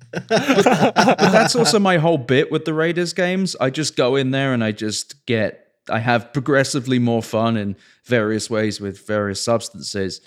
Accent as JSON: {"language": "English", "region": "England", "country": "United Kingdom", "tie": "born or raised there", "also_born_or_lived": "Oakland", "moved": "yes", "lives_now": "Las Vegas, United States", "said": "growing up in England"}